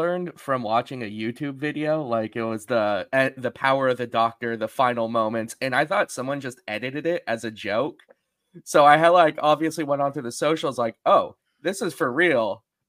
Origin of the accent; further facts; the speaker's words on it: California, United States; So I'm from California.